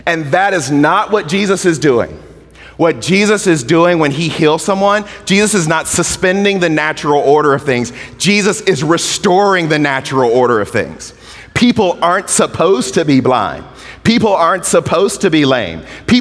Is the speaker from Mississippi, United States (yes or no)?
yes; Mississippi, United States; I was a kid growing up in Mississippi